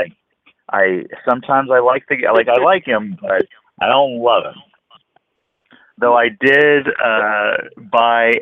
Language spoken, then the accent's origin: English; California, United States; I grew up here in California